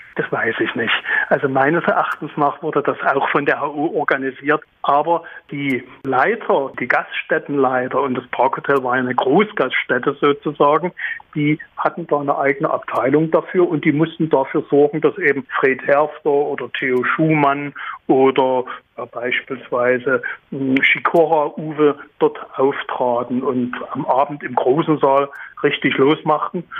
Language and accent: German; Dresden, Saxony, Germany; auf dem Weißen Hirsch meiner Heimat, ich lebe hier seit 1956